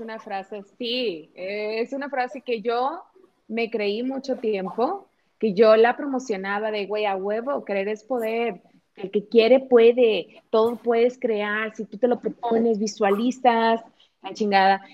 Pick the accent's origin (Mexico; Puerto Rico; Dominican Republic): Mexico; Monterrey, Nuevo León; now in Morelia, Mexico; soy regia, actualmente vivo en Morelia por cuestiones ahí familiares